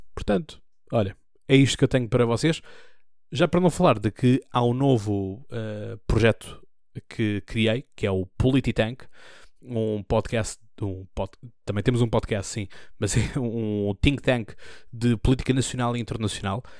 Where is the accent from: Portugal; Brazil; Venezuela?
Portugal; Almada, Setúbal; hospital onde eu nasci, ao hospital onde eu sempre fui